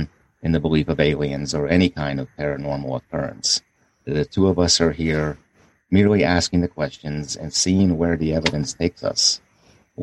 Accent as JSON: {"language": "English", "town": "Pittsburgh", "region": "Pennsylvania", "country": "United States", "tie": "born or raised there", "said": "I was raised as a Catholic back in my hometown of Pittsburgh"}